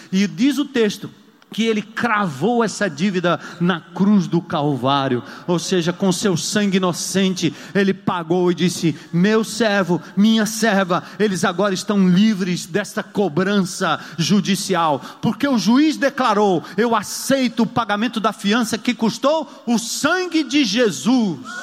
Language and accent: Portuguese; São Paulo, Brazil; eu sou paulista